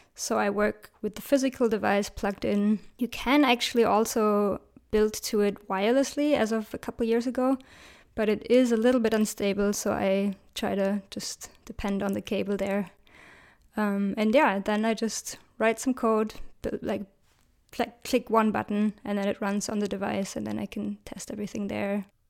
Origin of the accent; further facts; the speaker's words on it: Berlin, Germany; I love my hometown, Berlin